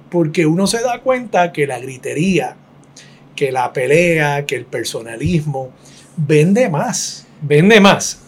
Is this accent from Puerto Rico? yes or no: yes; Puerto Rico; una sociedad como la puertorriqueña